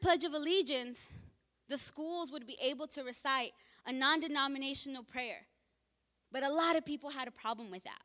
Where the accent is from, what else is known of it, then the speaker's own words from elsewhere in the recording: Los Angeles, California, United States; I was born here in Martin Luther King Hospital off the 105. So I was born there